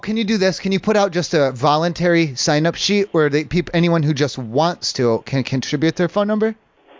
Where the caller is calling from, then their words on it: San Diego, California, United States; I'm calling from San Diego.